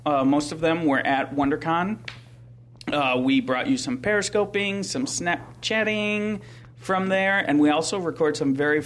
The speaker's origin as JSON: {"language": "English", "region": "Midwest", "country": "United States", "accent": "Midwestern", "said": "my Midwestern accent"}